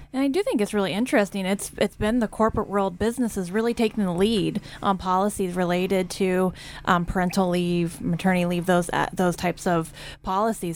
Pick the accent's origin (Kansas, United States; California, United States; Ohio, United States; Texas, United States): Kansas, United States; now in Idaho, United States; as a Kansan